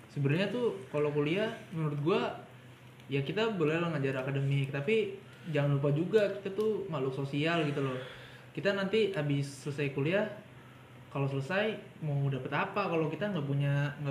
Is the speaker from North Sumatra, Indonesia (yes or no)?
no; Bekasi, West Java, Indonesia; kalau di sini tuh beda kan kalau gue dari Bekasi ya Bekasi kan